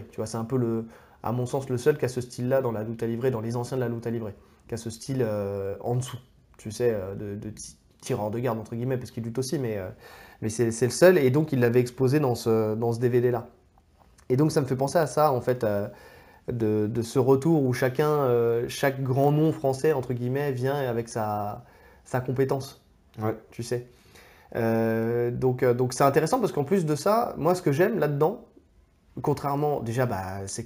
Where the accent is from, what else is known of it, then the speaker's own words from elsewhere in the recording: France; on est français